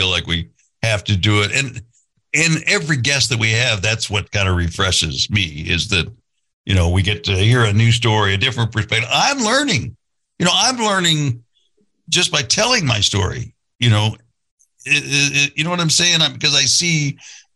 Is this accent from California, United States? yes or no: yes; Santa Barbara, California, United States; I grew up in Santa Barbara